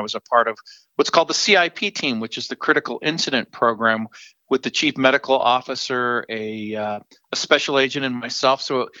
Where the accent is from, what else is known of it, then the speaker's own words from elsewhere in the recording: Southern California, United States; moved away as an adult; also born or lived in New Orleans, Louisiana / Albuquerque, New Mexico / Santa Fe, New Mexico; now in Colorado, United States; I was born in New Orleans, grew up in Southern California, went to the University of San Francisco